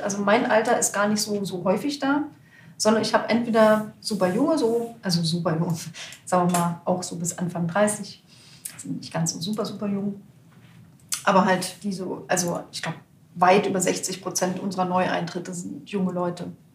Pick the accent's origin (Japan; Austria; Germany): Germany; East Germany; Aber ich komme aus dem Osten, aber ich war in der DDR-Opposition, ich habe eine Stasi-Akte.